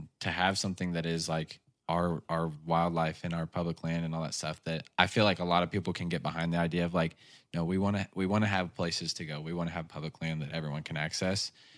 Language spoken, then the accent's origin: English; United States; I'm so American